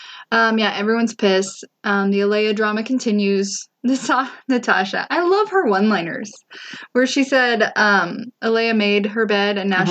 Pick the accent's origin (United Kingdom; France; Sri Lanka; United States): United States; Missouri; I am from Missouri